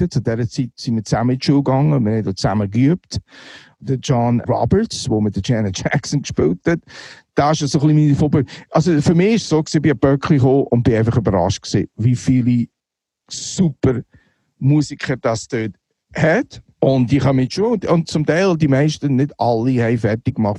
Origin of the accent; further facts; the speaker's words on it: Neuendorf, Solothurn, Switzerland; moved away as an adult; also born or lived in Muri bei Bern / Boston / Brooklyn; ich bin Muri bei Bern geboren, aber äh, im Gäu, Neuendorf, äh, im Gäu aufgewachsen